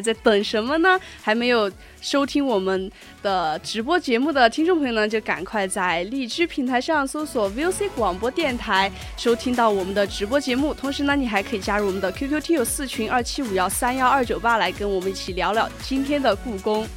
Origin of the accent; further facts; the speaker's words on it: southern China, China; 像我这种雪， 雪人都没有堆过的南方人